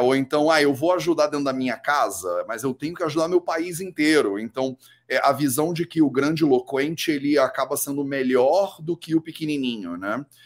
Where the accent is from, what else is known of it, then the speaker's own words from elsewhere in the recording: Rio de Janeiro, Brazil; eu sou carioca, né? Eu cresci no Rio de Janeiro